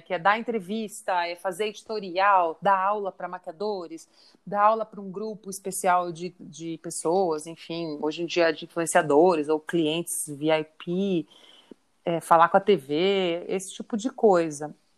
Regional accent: Curitiba, Paraná, Brazil; moved away as an adult; now in São Paulo, Brazil; eu sou mesmo de Curitiba

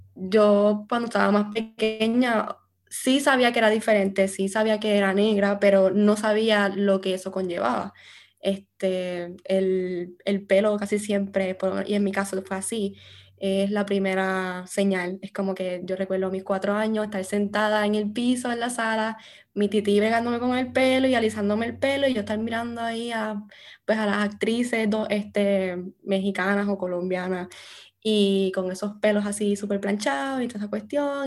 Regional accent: Morovis, Puerto Rico; moved away as an adult; now in United States; yo me crié en Morovis eh, con mi familia materna

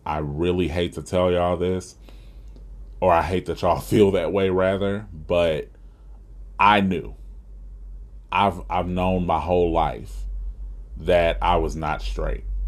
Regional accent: Huntsville, Alabama, United States; living right here in my hometown of Huntsville, Alabama

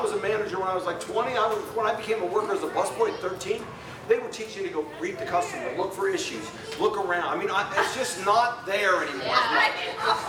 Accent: Arizona, United States; I'm from Arizona

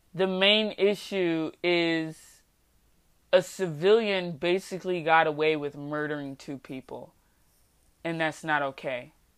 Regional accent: United States; I'm an American citizen by paper, by birthright, but I don't feel American

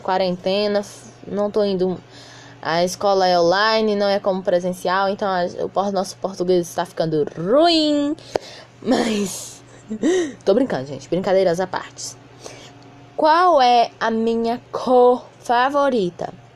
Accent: Piauí, Brazil; eu sou nordestino, piauiense

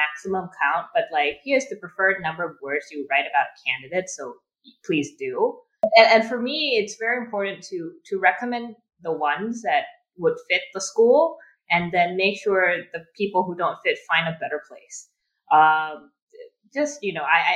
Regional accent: Thailand; also born or lived in United States; I am from Thailand, born and raised here

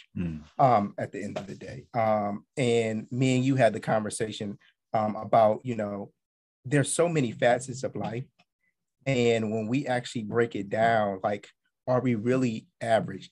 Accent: Akron, Ohio, United States; now in Washington, DC, United States; I'm originally from Akron, Ohio. I'm um, currently living in the DC area

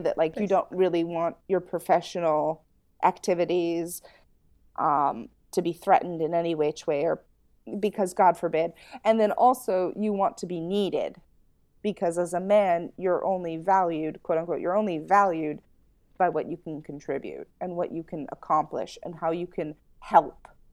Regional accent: United States; as an American

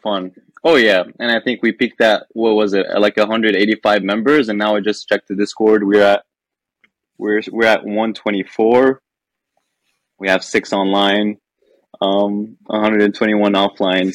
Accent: Lebanon; moved away as an adult; I'm Lebanese. I spent yeah, I spent the first the 17 years of my life in Lebanon

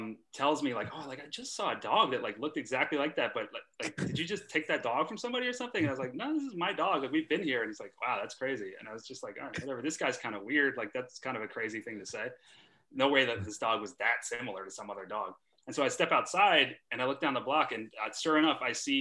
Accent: New York City, New York, United States; also born or lived in Philadelphia; growing up in New York

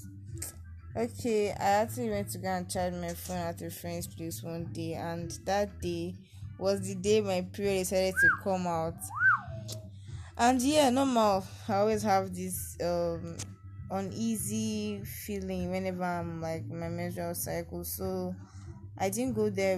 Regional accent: Delta, Nigeria; I'm from Delta State.

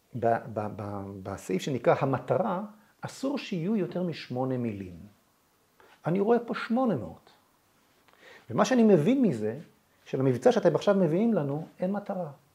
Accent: Israel; אני כילד ב-67 ישבתי במקלט

